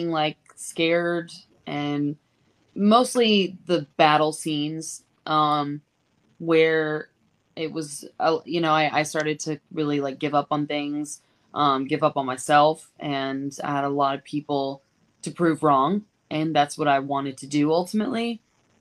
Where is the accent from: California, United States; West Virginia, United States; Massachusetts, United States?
Massachusetts, United States; moved away; the Northeast, where I'm from Massachusetts